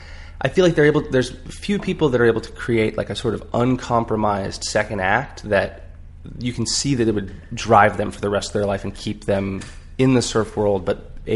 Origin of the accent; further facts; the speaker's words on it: Nokomis, Florida, United States; I grew up in a little town called Nokomis, Florida.